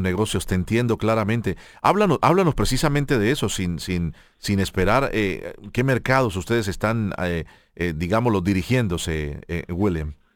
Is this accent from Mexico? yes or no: no; Colombia; yo como colombiano